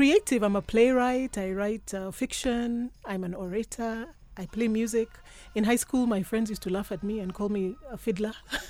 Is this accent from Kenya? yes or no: yes; Kenya; now in United States; Great to be here. Mm. Really, really a pleasure. So I'm a Kenyan.